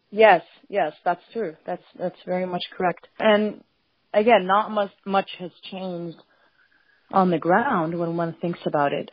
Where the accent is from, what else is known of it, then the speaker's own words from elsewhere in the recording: Palestine; now in United States; where are you from? And I say Palestine.